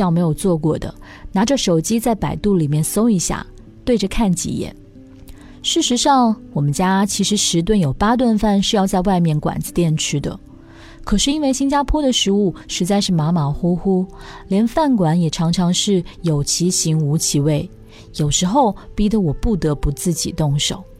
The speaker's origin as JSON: {"language": "Chinese", "country": "China", "tie": "born or raised there", "lives_now": "Singapore", "said": "老公，我是在中国长大的，吃了二十几年地沟油，如果不偶尔补充一下，身体要吃不消喽。"}